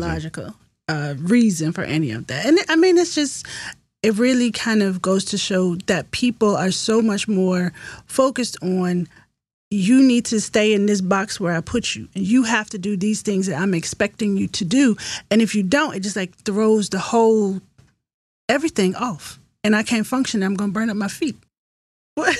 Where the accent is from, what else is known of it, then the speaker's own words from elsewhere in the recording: Virginia, United States; I was born in Virginia.